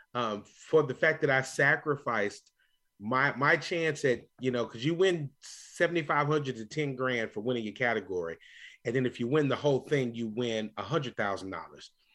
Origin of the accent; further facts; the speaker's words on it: Louisville, Kentucky, United States; moved away; that wonderful city that I grew up in, that I love going back to visit on a regular basis, Louisville, Kentucky